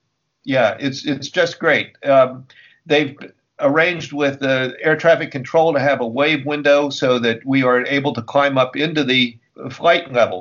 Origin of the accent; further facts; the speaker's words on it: Cumberland, Maryland, United States; Cumberland, Maryland, my hometown.